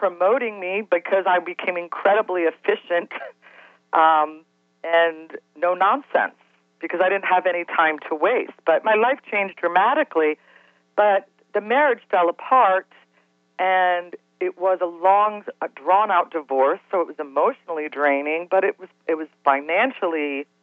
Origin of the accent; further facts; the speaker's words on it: Cincinnati, Ohio, United States; I grew up in Cincinnati